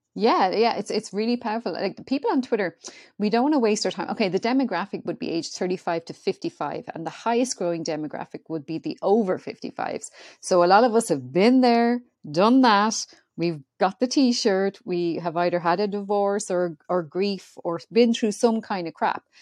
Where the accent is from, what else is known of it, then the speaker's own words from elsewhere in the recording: Ireland; I'm Irish.